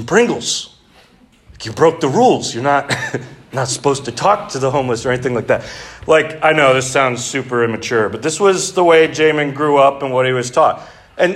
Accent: Three Oaks, Michigan, United States; I grew up in Three Oaks.

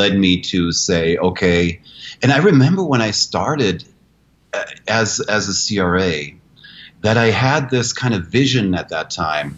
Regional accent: Germany; moved away as an adult; now in United States; I'm an American citizen, but it's been 30 years in Germany. And Germans are efficient and accurate. That's just being German. And I went to school there for 13 years, and I lived in that country.

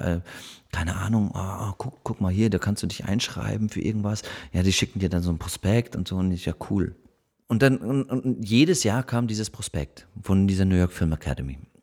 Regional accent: Munich, Bavaria, Germany; moved away; also born or lived in Berlin; Ich bin, ich bin da in München aufgewachsen, war auf der französischen Schule

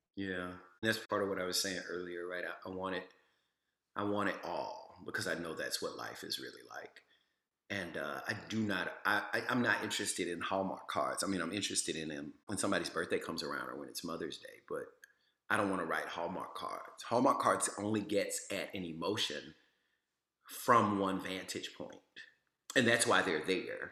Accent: Louisiana, United States; I'm from Louisiana

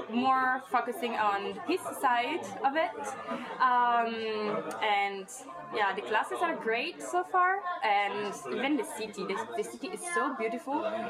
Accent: Milan, Lombardy, Italy; moved away as an adult; also born or lived in Venice / Trento / Glasgow; Okay, so I'm from Italy, uh, from Milan, but then um, five years ago I moved to Venice for studying my bachelor, and I love more Venice than Milan to be honest.

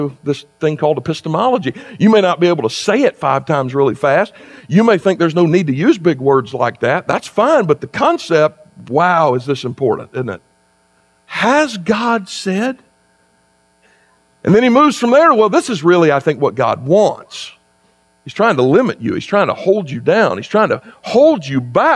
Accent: South Carolina, United States; moved away as an adult; also born or lived in Kentucky; now in West Virginia, United States; I grew up in South Carolina.

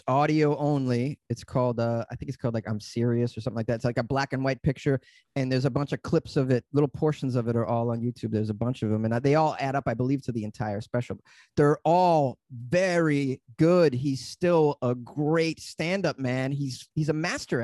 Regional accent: Boston, Massachusetts, United States; moved away as an adult; also born or lived in New York / Los Angeles; I said I was from Boston

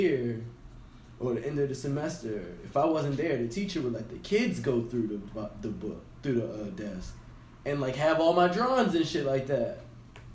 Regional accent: Baltimore, Maryland, United States; I'm straight from East Baltimore, Kenwood and Ashland.

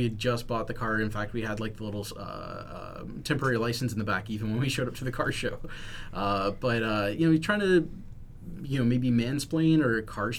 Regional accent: Texas, United States; moved away as an adult; now in Washington, United States; So my hometown was wiped out

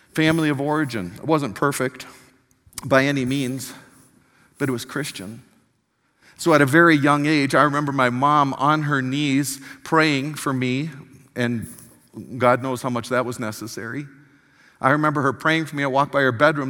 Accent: Milwaukee, Wisconsin, United States; I was born in Milwaukee, Wisconsin

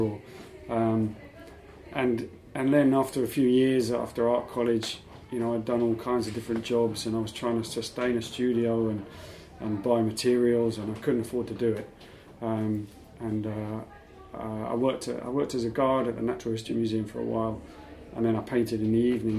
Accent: London, United Kingdom; I grew up in Putney.

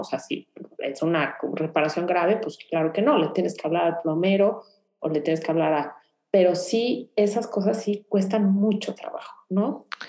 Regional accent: Mexico City, Mexico; moved away as an adult; now in Houston, United States

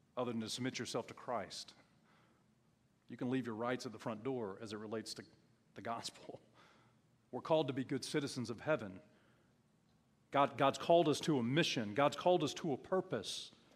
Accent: United States; as an American.

